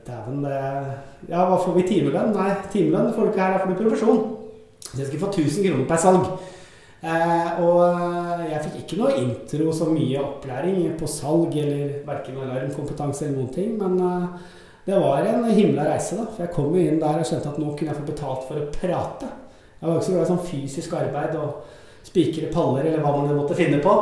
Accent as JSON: {"language": "Norwegian", "town": "Skedsmokorset", "region": "Akershus", "country": "Norway", "tie": "born or raised there", "also_born_or_lived": "Sandnes / Stavanger", "said": "vokste opp på Skedsmokorset-området"}